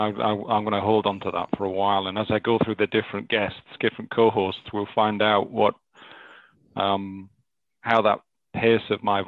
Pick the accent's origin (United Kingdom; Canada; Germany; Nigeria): United Kingdom; North East England; accent: Northern; moved away; I've been away from my native Northeast for 20 years, you know, my accent, my Northern accent comes and goes